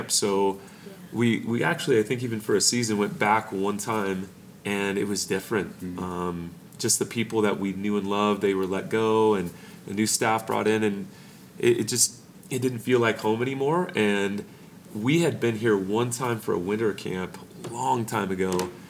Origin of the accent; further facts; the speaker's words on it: Norco, California, United States; we're from Norco, California.